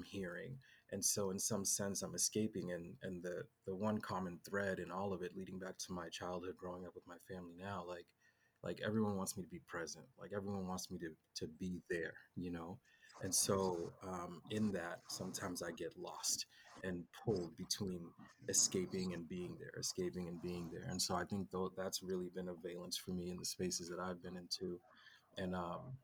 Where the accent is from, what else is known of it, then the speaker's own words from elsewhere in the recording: Boston, Massachusetts, United States; moved away; also born or lived in San Diego; I grew up in Boston